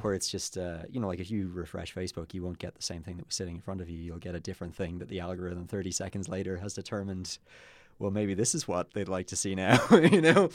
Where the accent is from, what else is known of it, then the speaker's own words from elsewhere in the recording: Kilkenny, Leinster, Ireland; moved away as an adult; now in Dublin, Ireland; I was born in Dublin, And then at the age of one, my parents moved to Kilkenny with me, and they're still there. And then when I turned twenty-one, I moved to Dublin